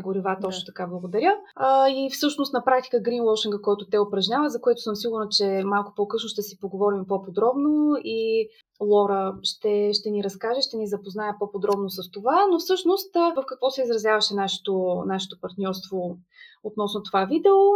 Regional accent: Gabrovo, Gabrovo Province, Bulgaria; also born or lived in Sofia; Аз съм родена в Габрово, тук съм завършила и средното си образование

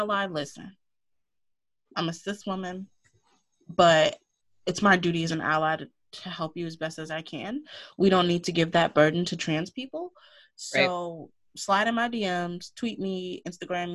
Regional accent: the South, United States; moved away; I'm from the South. I speak to neighbors. And this is kind of still the South. It's like fake South

